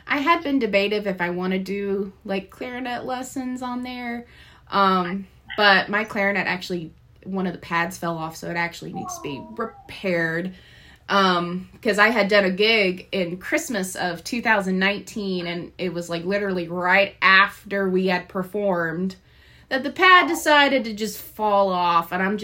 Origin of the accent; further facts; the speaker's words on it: Nashville, Tennessee, United States; moved away; I'm actually originally from Nashville, Tennessee.